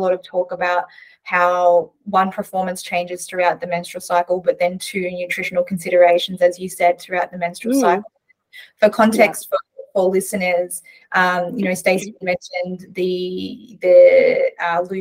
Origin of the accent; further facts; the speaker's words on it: Melbourne, Victoria, Australia; now in Sydney, Australia; I'm actually from Melbourne, but I'm living in Sydney now.